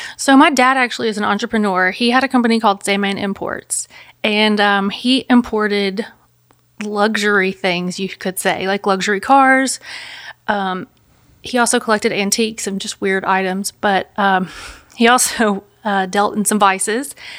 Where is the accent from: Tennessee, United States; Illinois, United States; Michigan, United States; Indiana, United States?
Tennessee, United States; Memphis; I'm from Memphis, Tennessee. I've lived here my whole life